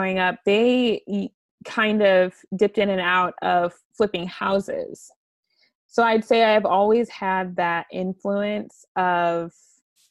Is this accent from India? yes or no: no; St. Louis, Missouri, United States; I grew up in the suburbs of St. Louis